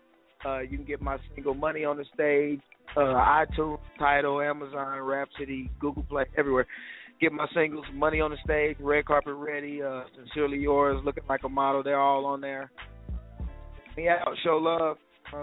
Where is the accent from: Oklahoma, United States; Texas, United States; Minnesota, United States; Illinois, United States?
Oklahoma, United States; I'm actually in Colorado right now, getting it in, promoting, but I'm from Oklahoma.